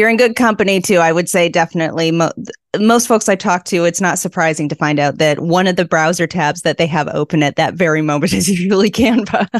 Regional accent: Vancouver, British Columbia, Canada; moved away as an adult; now in Prince Edward Island, Canada; raised in Vancouver

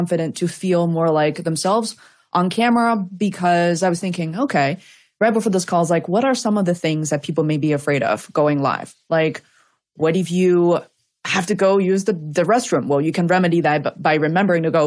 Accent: Beijing, China; English is a second language; moved away; I grew up in Beijing

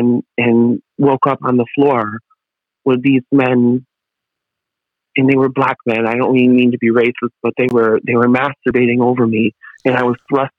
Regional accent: Massapequa, New York, United States; also born or lived in Pennsylvania; I'm from Massapequa, Long Island, and I go to school in Pennsylvania

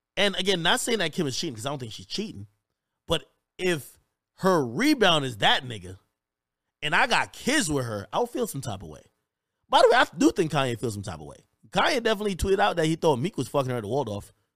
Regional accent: New Jersey, United States; I grew up in Jersey

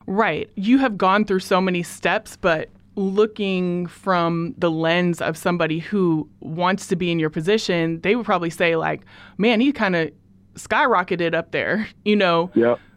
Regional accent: Portland, Oregon, United States; also born or lived in Beaverton, Oregon; I am from Portland, Oregon

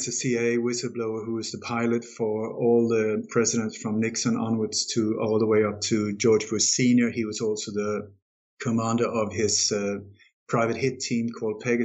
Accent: Denmark; I was born in Denmark

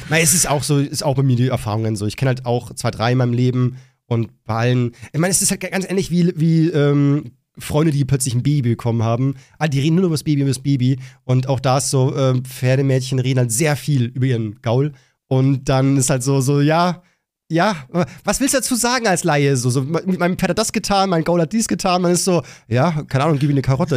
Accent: Bavaria, Germany; gehe ich wieder zurück in mein wunderschönes Bayern und bin voll zufrieden wieder hier und bin dann in meiner Heimat mit meinen Leuten

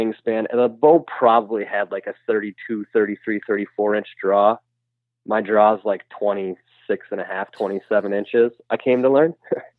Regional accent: Wisconsin, United States; Yeah, with my family, that's exactly what it was. My grandpa hunted.

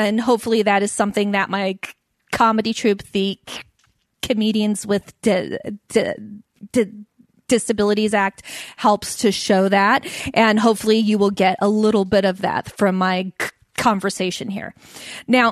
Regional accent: Alameda, California, United States; also born or lived in San Leandro, California; I grew up in Alameda and in San Leandro

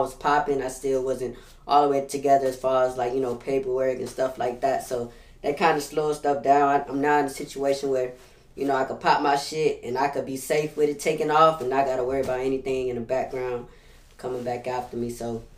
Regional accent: Los Angeles, California, United States; also born or lived in Alabama; now in New Orleans, United States; Originally, I'm from L.A. So, Los Angeles, then I moved to Alabama, you hear me? And I've been living out here for the past 10 years in New Orleans, so I'm really from everywhere

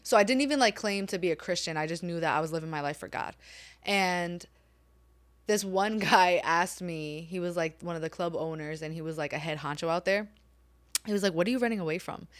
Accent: New York City, New York, United States; moved away as an adult; also born or lived in Japan; I'm born and raised in New York City, Staten Island.

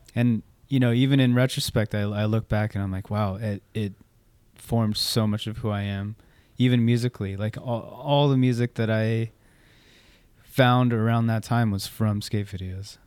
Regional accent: Orange County, California, United States; also born or lived in San Luis Obispo / Santa Barbara / Gardena / Torrance; ended up making our way down to Orange County, uh, when I was, like, in fourth grade

